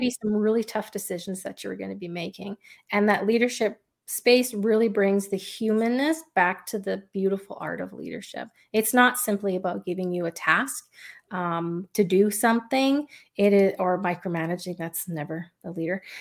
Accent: Canada; I'm Canadian, so hockey's a big thing here

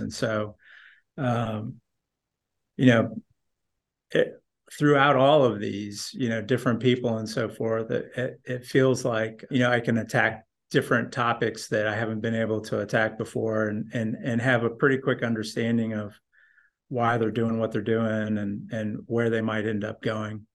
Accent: northern Indiana, United States; moved away as an adult; also born or lived in Colorado; I grew up in Indiana, northern

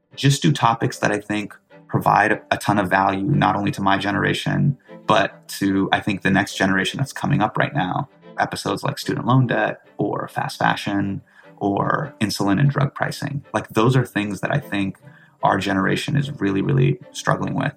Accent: Davis, California, United States; Desi Alighierian kid who's growing up in Davis, California

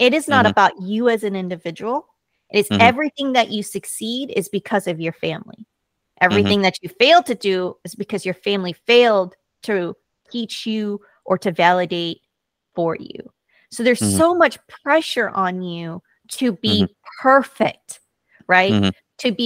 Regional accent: United States; first language Korean; I am American, born and raised here, and very proud

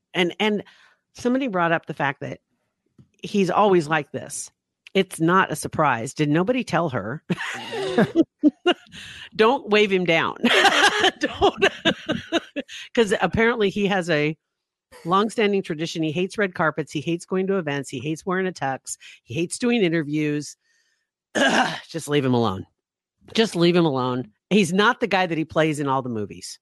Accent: Ashland, United States; Ashland, my hometown

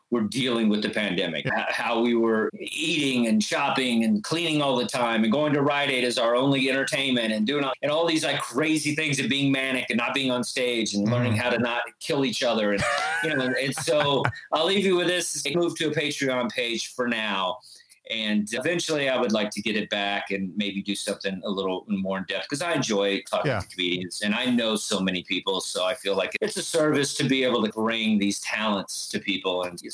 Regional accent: the South, United States; Yeah, we're from the South.

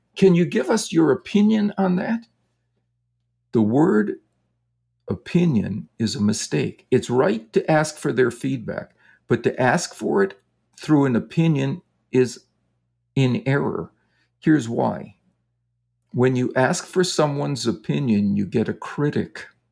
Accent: Wisconsin, United States; I grew up in Wisconsin, and so the Green Bay Packers were always my home team.

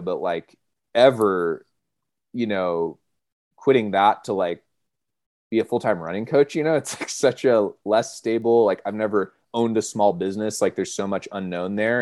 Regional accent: Monterey, California, United States; moved away as an adult; now in Colorado, United States; I grew up in Monterey, California

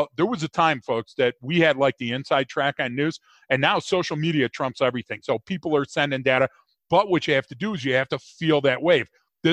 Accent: Detroit, Michigan, United States; growing up in Detroit

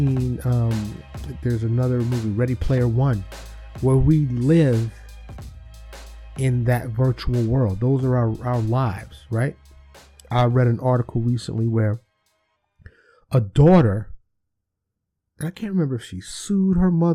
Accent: New York City, New York, United States; I grew up in New York City.

